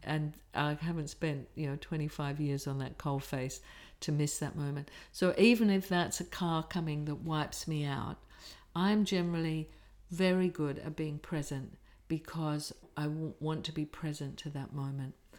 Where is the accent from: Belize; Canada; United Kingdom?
United Kingdom; England; I'm English working class